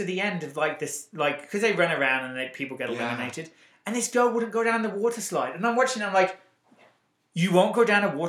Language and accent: English; England, United Kingdom; accent: English; moved away as an adult; now in United States; I don't think we've even had a conversation about me being from England and her being from England. I'm like, lady, we're from England.